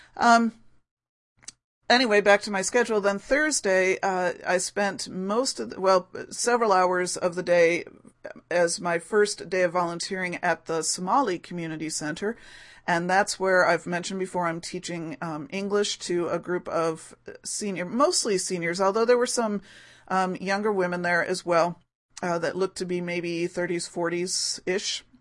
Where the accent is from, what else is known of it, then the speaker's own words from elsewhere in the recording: Rochester, New York, United States; my hometown of Rochester, New York